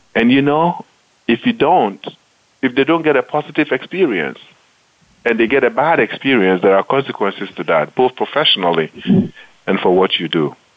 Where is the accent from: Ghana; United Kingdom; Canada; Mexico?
Ghana; Accra, Greater Accra; moved away as an adult; also born or lived in United States; I grew up in Ghana, um, mostly with my grandparents who had immigrated from the northern part of Ghana to settle in Accra, which is the capital of Ghana